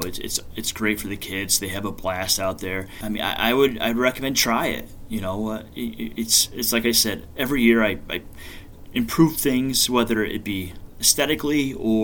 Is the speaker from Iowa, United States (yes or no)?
no; near Binghamton, Pennsylvania, United States; I grew up in Pennsylvania, just over the border from Binghamton